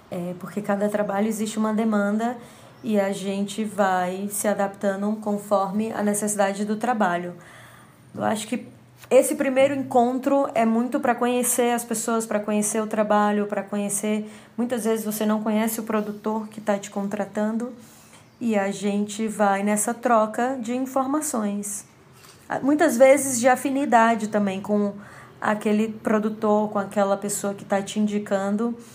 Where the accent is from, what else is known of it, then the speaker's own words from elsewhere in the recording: Fortaleza, Ceará, Brazil; now in São Paulo, Brazil; iluminadora cênica de Fortaleza, Ceará, residente hoje em São Paulo, capital.